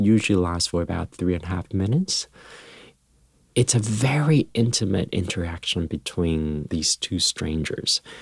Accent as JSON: {"language": "English", "country": "Taiwan", "tie": "born or raised there", "moved": "yes", "said": "when I was young, um, growing up in Taiwan"}